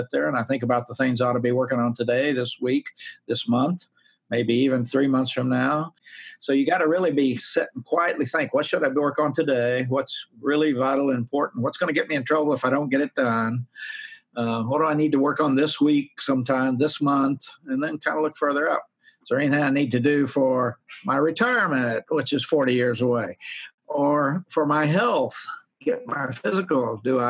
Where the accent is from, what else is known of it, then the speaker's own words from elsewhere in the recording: Ardmore, Oklahoma, United States; moved away as an adult; also born or lived in Bartlesville, Oklahoma; I often talk about growing up in Oklahoma, which is, I was born in Bartlesville, grew up in Ardmore, never went anywhere in my life till I was 20 years old